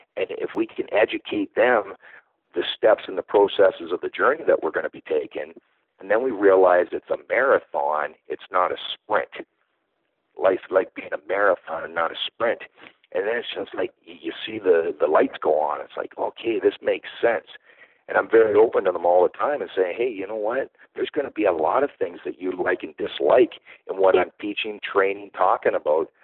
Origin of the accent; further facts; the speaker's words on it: Canada; also born or lived in Pennsylvania / France; now in Toronto area, Canada; I am a Canadian uh, northerner, um, and yeah, like uh, like every Canadian, I played my hockey growing up